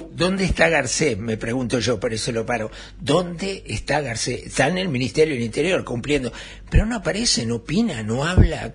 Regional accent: Uruguay; los únicos perjudicados somos los uruguayos

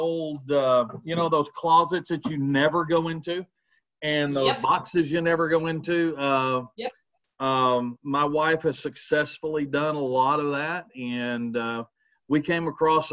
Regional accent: Grand Prairie, Texas, United States; I was born and raised here in Grand Prairie, grew up just up from Cottonwood Park

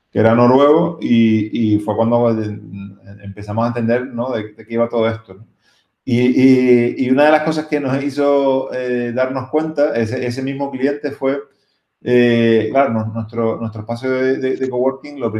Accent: Canary Islands, Spain; Nosotros como canarios, eh, pues obviamente esto lo damos por, por, por sentado, ¿no?

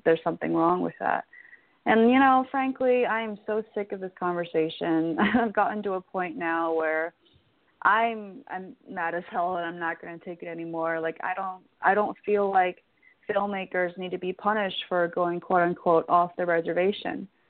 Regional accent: Los Angeles, California, United States; also born or lived in China / Houston; my hometown in Los Angeles

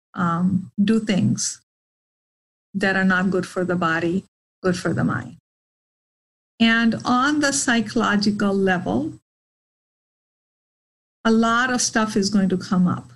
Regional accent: India; moved away; My birthdays were never a big deal growing up in India

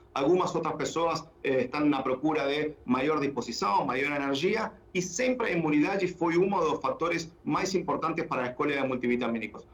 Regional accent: Argentina; accent: portunhol; Portuguese is a second language; moved away as an adult; also born or lived in England; now in Brazil; Eu sou eu sou da Argentina.

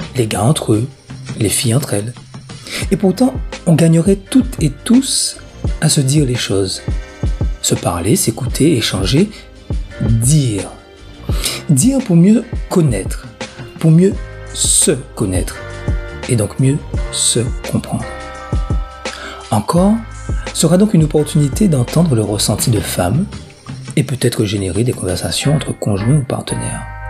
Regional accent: Guadeloupe; chez nous en Guadeloupe

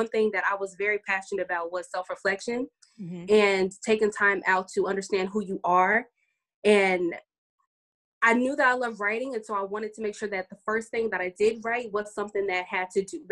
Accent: Dallas, Texas, United States; I'm from Dallas, Texas.

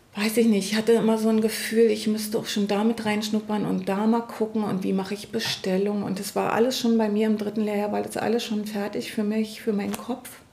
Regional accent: East Germany, Germany; ich komme ja aus dem Ostteil von Deutschland

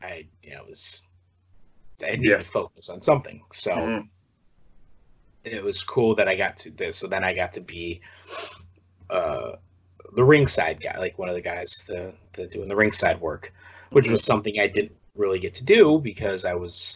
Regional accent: East Lansing, Michigan, United States; moved away; also born or lived in Holt, Michigan; my hometown of East Lansing, Michigan, Holt, Michigan, that area.

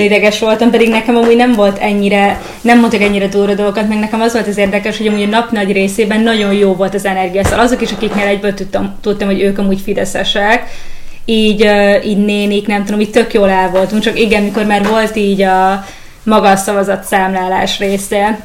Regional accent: Hungary; also born or lived in Germany; Németországban születtem, és akkor uh, pici koromban költöztünk ide Magyarországra

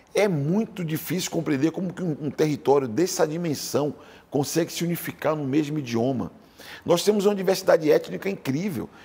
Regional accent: Salvador, Bahia, Brazil; now in São Paulo, Brazil; eu sou sotero paulistano

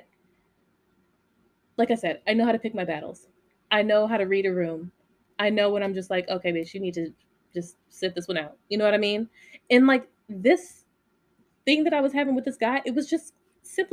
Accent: Las Vegas, Nevada, United States; I grew up in Vegas

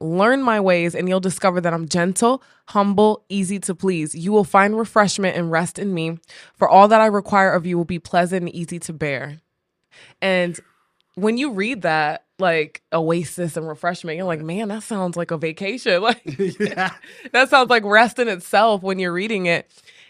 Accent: Rhode Island, United States; So where did I get it from? I'm from Rhode Island, yeah, not Jersey.

